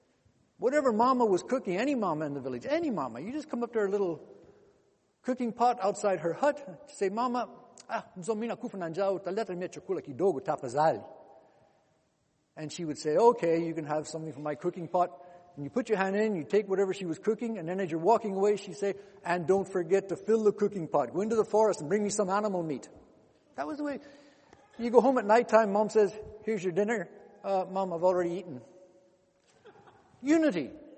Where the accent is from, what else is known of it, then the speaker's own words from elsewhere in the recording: DR Congo; born there; I was born in Congo, DRC. In those days, it was called the Belgian Congo.